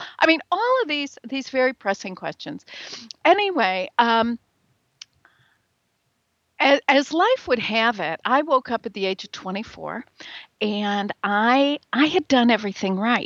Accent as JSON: {"language": "English", "region": "Midwest", "country": "United States", "accent": "Midwestern", "lives_now": "Chicago, United States", "said": "I'm in Chicago. I'm very much a Midwesterner. You can probably hear it in my accent."}